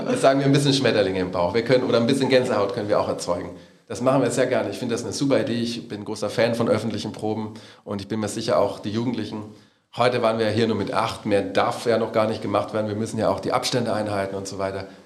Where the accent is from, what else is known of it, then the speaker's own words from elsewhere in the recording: Salzburg, Austria; born there; Ich bin nicht nur aus Salzburg gebürtig, sondern ich habe da einfach die Musik meiner Eltern so ein bisschen aufgegriffen, weil ich der Älteste zu Hause war.